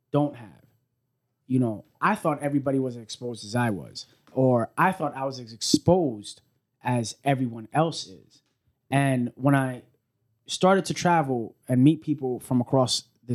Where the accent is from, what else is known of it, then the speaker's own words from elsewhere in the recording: New York City, New York, United States; also born or lived in Oswego, New York; So we all grew up in New York.